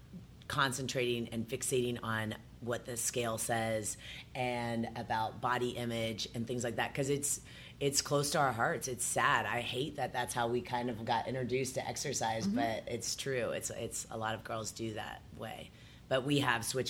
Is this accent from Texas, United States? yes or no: no; Columbus, Ohio, United States; also born or lived in Upper Arlington, Ohio; I was born and raised in Columbus, and initially I was raised with three sisters